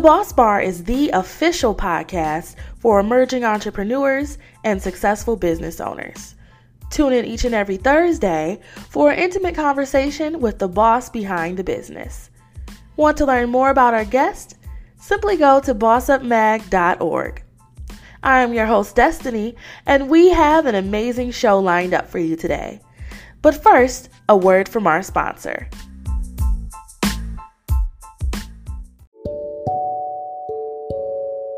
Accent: Detroit, Michigan, United States; my hometown of Detroit. I am a Detroiter through and through

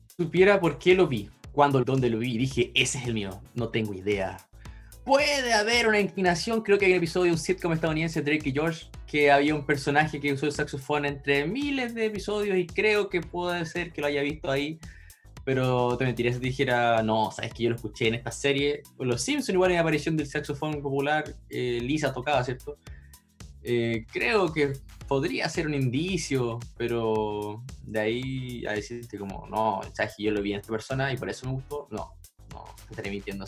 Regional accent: Chile; soy de Chile

